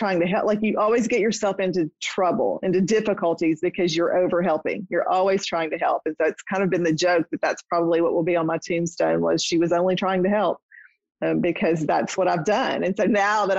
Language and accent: English; Nashville, Tennessee, United States; my hometown in Nashville